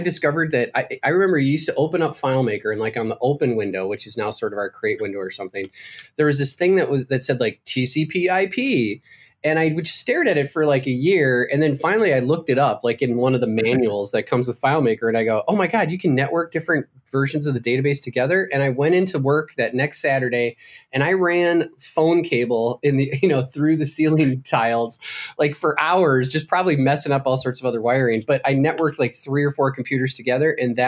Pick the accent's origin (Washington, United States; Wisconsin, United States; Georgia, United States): Wisconsin, United States; moved away; because this was back when I was still in my home state of Wisconsin